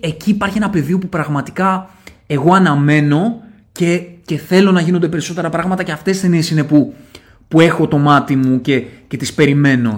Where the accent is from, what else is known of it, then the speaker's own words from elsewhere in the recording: Athens, Attica, Greece; είμαι και από τα Σεπόλια